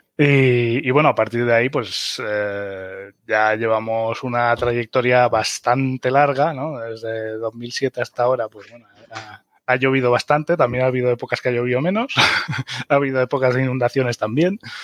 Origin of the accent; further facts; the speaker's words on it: Mallorca, Balearic Islands, Spain; moved away as an adult; also born or lived in Germany; now in Sierra de Segura, Spain; soy alemán de Mallorca